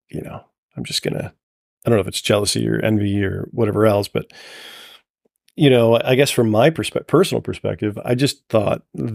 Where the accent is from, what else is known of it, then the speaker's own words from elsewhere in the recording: Toledo, Ohio, United States; grew up in the south side of Toledo.